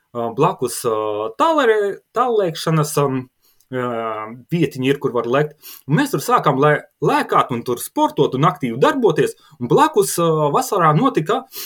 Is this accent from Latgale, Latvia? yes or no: yes; Latgale, Latvia; Abi divi mēs nākam no, no Latgales ar sieviņu